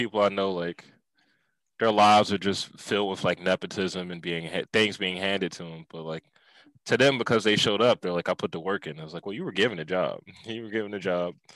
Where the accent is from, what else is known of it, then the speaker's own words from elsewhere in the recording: Philadelphia, Pennsylvania, United States; accent: black Philly; my Philly accent, my black Philly accent